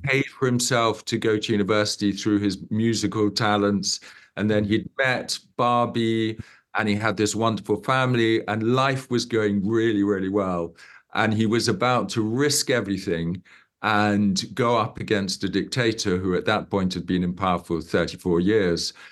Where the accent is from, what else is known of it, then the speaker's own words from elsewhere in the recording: Uganda; I grew up in Uganda and my father grew up in Uganda.